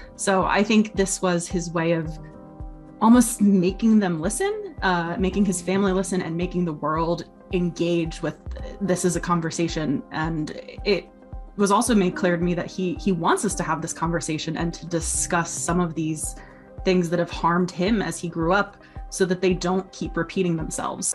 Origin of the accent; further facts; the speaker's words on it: United States; I'm American